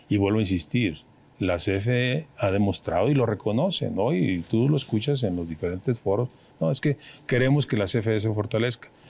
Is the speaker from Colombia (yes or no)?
no; Mexico; Los que vamos a perder son los mexicanos, somos los mexicanos.